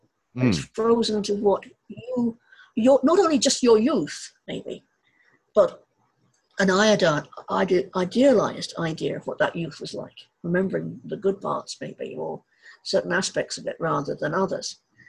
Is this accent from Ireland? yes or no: yes; Ireland; I think something we have in common as Irish people is a very strong sense of place.